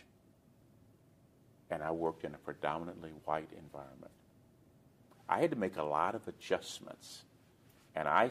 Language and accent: English; Gary, Indiana, United States; moved away as an adult; also born or lived in Knoxville, Tennessee; And I grew up in Gary, Indiana, and I had never been further south than Indianapolis, Indiana.